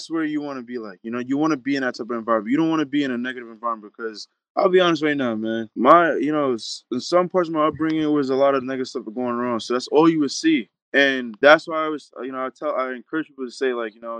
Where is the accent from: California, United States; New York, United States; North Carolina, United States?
New York, United States; Long Island; I'm from Long Island, New York